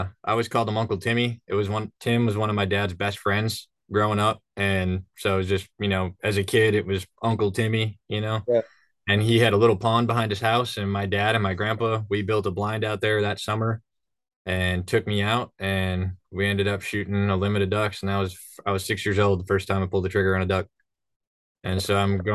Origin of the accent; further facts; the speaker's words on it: Thief River Falls, Minnesota, United States; moved away as an adult; also born or lived in Aberdeen, South Dakota; now in Tri-Cities, United States; I grew up in Minnesota. I grew up waterfowl hunting in northern Minnesota, about 70 miles from Canada, 40 miles from North Dakota, way up in the corner.